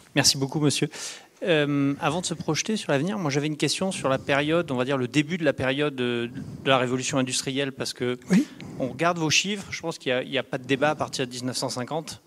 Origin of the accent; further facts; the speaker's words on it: Provence-Alpes-Côte d'Azur, France; je suis originaire des Hautes-Alpes à l'origine